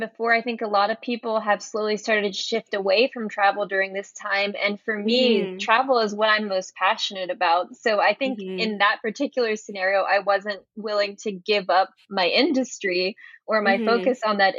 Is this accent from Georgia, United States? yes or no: yes; Atlanta, Georgia, United States; moved away as an adult; also born or lived in Santiago, Chile; now I'm back living in my hometown of Atlanta